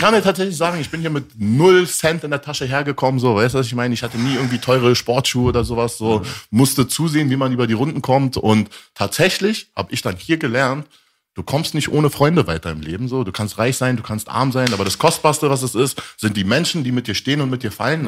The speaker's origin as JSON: {"language": "German", "region": "Berlin", "country": "Germany", "tie": "born or raised there", "also_born_or_lived": "Tehran, Iran / Rome, Italy", "said": "Geboren in Teheran, aufgewachsen in Rom, dann nach Deutschland gekommen, am Stutti groß geworden hier in Berlin"}